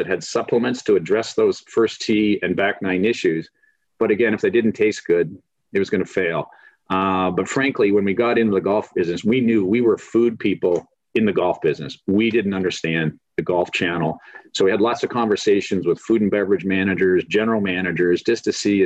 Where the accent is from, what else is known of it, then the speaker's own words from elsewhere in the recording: Canada; moved away; growing up in Canada, played hockey, football, baseball, loved them all